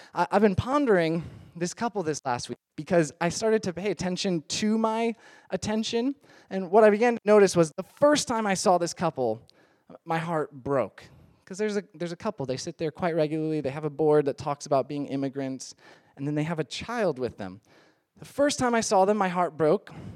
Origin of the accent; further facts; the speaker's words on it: Midwest, United States; moved away; I am from the Midwest